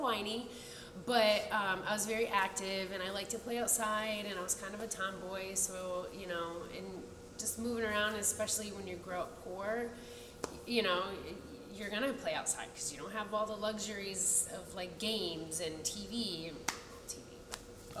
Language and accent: English; Tampa, Florida, United States; also born or lived in Fort Lauderdale, Florida; I was born and raised in Tampa, Florida